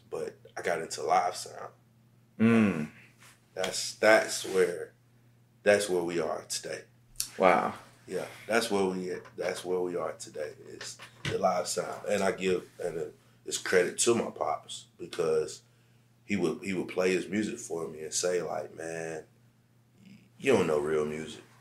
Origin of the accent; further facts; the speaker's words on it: Central Savannah River Area, United States; For like my um, Central Savannah River area, CSRA, Aiken, South Carolina, Augusta, Georgia, and all mm-hmm. those surrounding like cities.